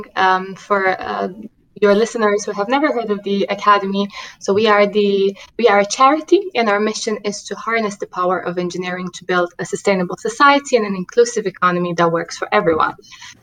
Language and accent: English; Romania; English is a second language; moved away as an adult; also born or lived in New York City; having grown up in Romania, you can hear that in my accent